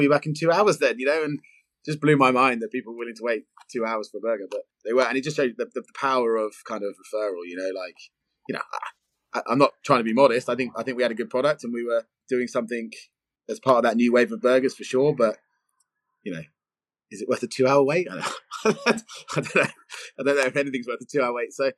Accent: Brighton, South East England, United Kingdom; we're two lads from Brighton

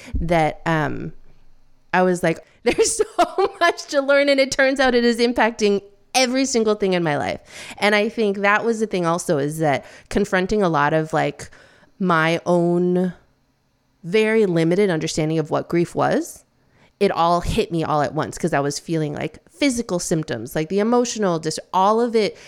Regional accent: Midwest, United States; now in New York City, United States; I'm the first person in my family to be born in the States. Um, and I grew up in the Midwest

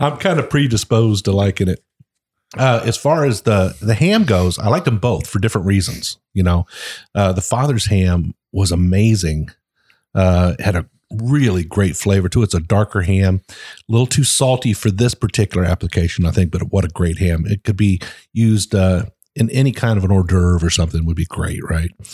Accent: Ohio, United States; I'm from Ohio. I mean, I I grew up eating biscuits.

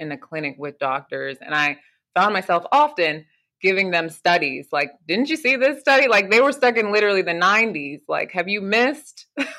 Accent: Nigeria; I'm Nigerian and I have cultural foods

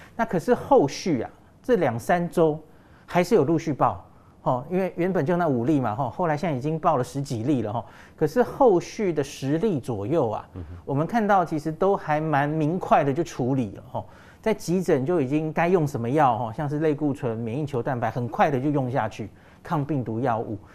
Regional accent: Taiwan; 我们台湾人

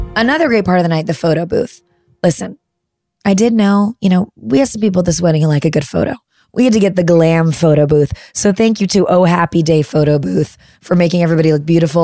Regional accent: Midwest, United States; I'm a Midwesterner

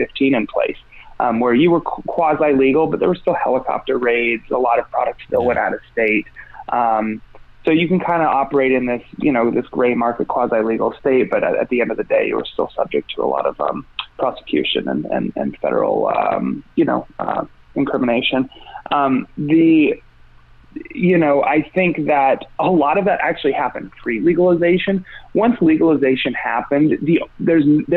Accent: Mendocino, California, United States; I'm from Mendocino

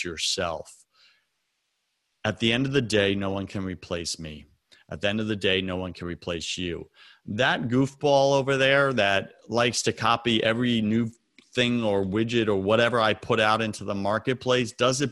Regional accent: Long Island, New York, United States; now in US South; I was raised on Long Island.

